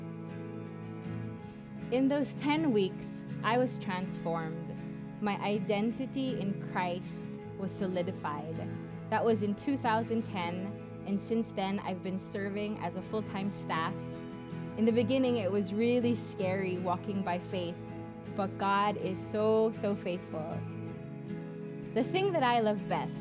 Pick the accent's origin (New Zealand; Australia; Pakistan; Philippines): Philippines; I'm from the Philippines.